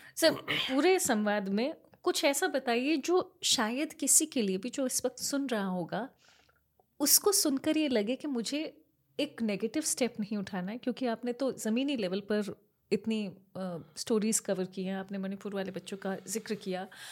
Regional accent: Kota, Rajasthan, India

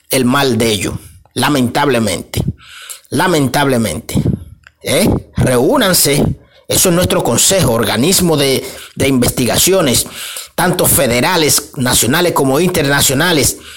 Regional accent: Dominican Republic; reconocemos reconocemos como buenos dominicanos que somos

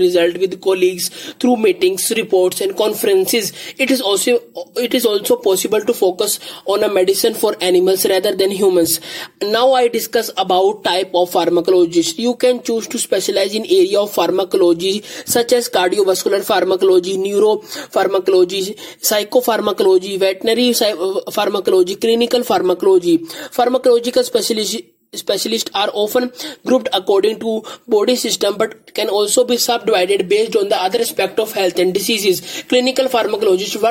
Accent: India; I am from India.

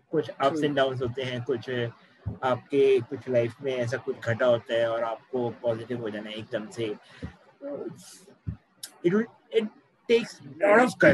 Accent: India; proud कि हम ऐसी कंट्री से हैं जहाँ

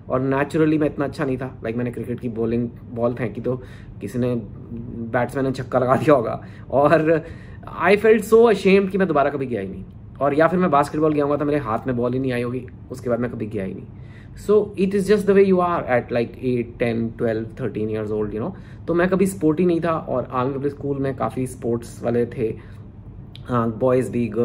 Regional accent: Delhi, India; तो मेरा बचपन मैं दिल्ली में मेरा जन्म हुआ था दिल्ली में एक आई डोंट नो जो लोग फेमिलियर हैं एक छोटा सा कॉलोनी है नारायणा विहार

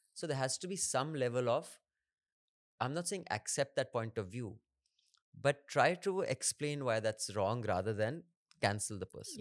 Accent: Dehradun, Uttarakhand, India; I grew up in Dehradun.

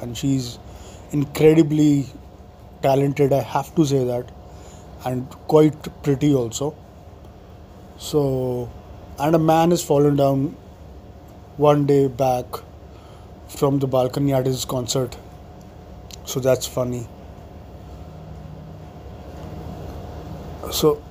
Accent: North India, India; I am from North India

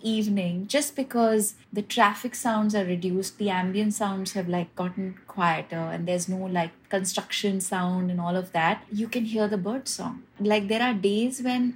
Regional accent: Hyderabad, Telangana, India; now in Mumbai, India; I actually grew up, I was born and brought up in Hyderabad

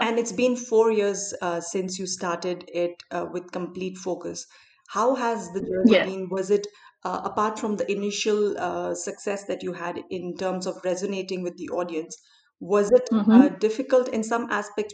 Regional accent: Delhi, India; a Desi girl from my hometown, Delhi

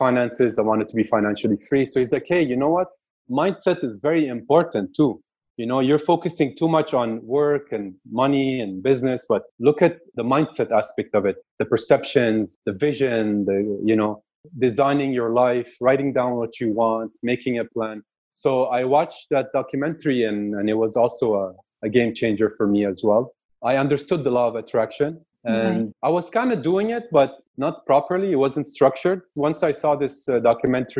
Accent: Quebec, Canada; also born or lived in Kuwait; My parents decided to migrate to Canada, to the French part of Canada, so the Quebec area. And I've been raised in Quebec for the past 31 years.

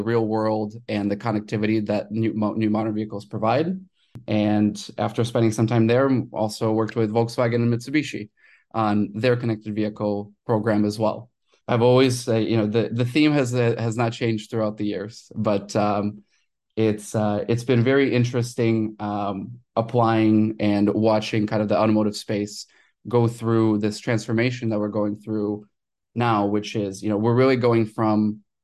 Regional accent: Ukraine; I was born in Ukraine

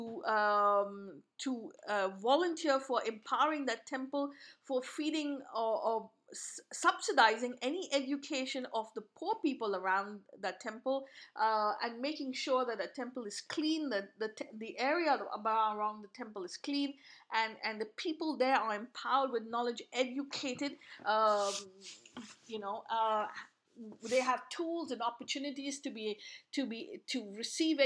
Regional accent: India; moved away

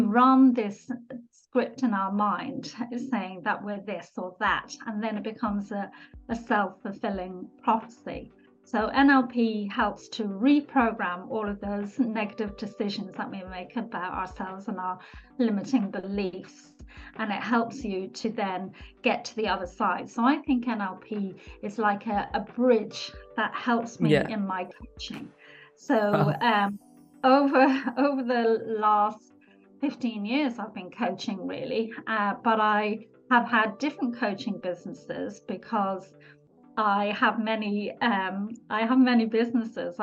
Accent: Ireland; accent: Irish; moved away as an adult; now in London, United Kingdom; I'm actually Irish. You probably get a little bit of my accent. I trained in Ireland as a nurse

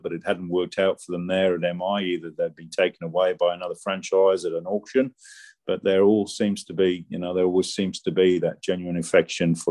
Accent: Yorkshire and the Humber, United Kingdom; I was brought up in Yorkshire.

